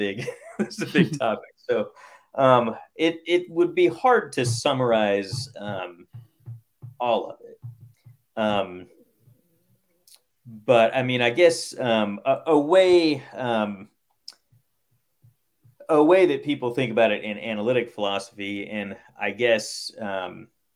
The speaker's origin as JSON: {"language": "English", "region": "Oklahoma", "country": "United States", "tie": "born or raised there", "moved": "yes", "lives_now": "Owensboro, Kentucky, United States", "said": "I grew up in Oklahoma"}